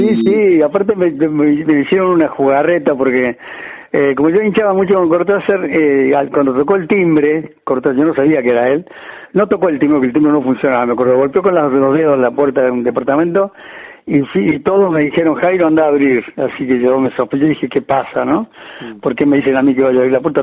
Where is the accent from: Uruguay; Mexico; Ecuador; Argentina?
Argentina; Cruz del Eje, Córdoba; moved away as an adult; also born or lived in Madrid, Spain; Cruz de Eje, al lugar donde yo nací